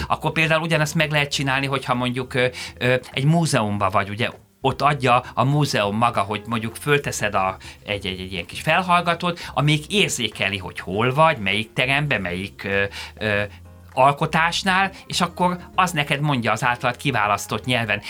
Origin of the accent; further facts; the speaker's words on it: Hungary; én magyarként